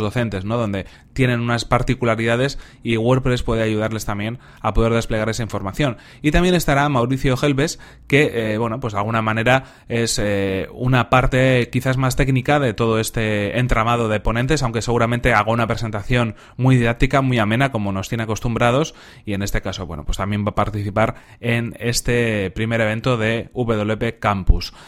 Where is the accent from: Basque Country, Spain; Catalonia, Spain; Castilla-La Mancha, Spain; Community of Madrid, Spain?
Basque Country, Spain; Bilbao; Bilbao, que es de donde yo soy